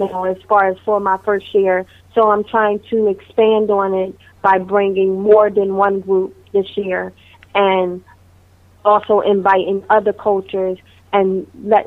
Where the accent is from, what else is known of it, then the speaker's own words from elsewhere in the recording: United States; I am American